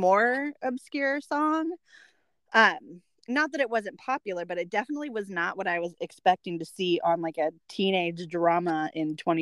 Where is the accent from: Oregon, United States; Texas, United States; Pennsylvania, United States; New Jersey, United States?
Oregon, United States; Portland; we're from the Portland area.